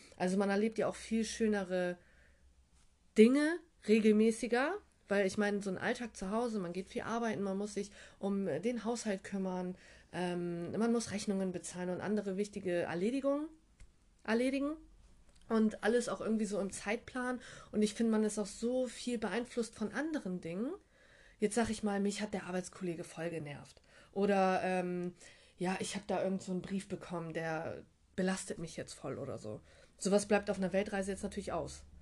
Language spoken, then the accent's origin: German; Bremerhaven, Bremen, Germany; moved away as an adult; also born or lived in Frankfurt; Ich komme eigentlich aus Bremerhaven